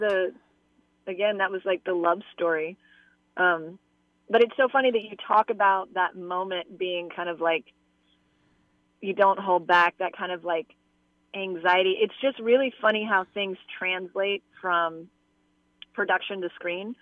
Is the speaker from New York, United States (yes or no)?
no; Atlanta, Georgia, United States; I grew up in Atlanta